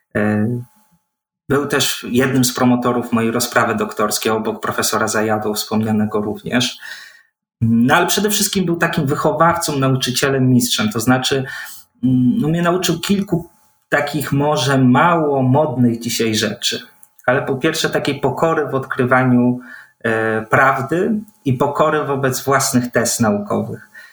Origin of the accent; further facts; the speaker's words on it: Gdańsk, Pomeranian Voivodeship, Poland; Faktycznie urodziłem się w Gdańsku, wychowałem się w Gdańsku, ale w rodzinie o wileńskich korzeniach